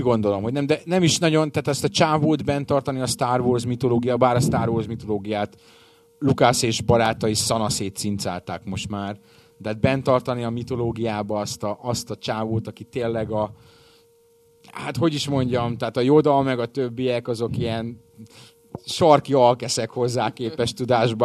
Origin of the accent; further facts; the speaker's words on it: Hungary; Magyar paraszt vagyok